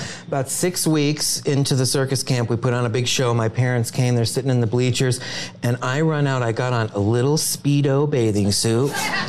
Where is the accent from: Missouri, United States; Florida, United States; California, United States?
Florida, United States; Sarasota; I grew up in Sarasota, Florida, which is the old winter headquarters of Ringling Brothers